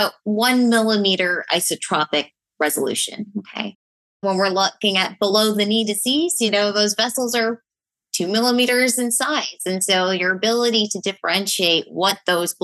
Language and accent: English; Toronto, Ontario, Canada; moved away; I'm from Toronto, Canada. Miguel always makes fun of my accent.